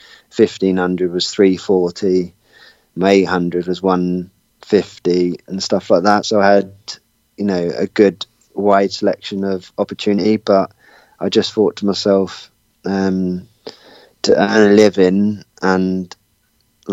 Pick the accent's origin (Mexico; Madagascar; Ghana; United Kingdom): United Kingdom; Watford, East of England; moved away; living originally in Watford in England, that's my hometown